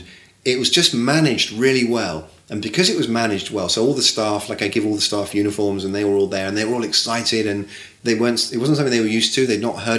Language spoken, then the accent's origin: English; Bournemouth, South West England, United Kingdom; moved away as an adult; now in New York, United States; I'm from Bournemouth.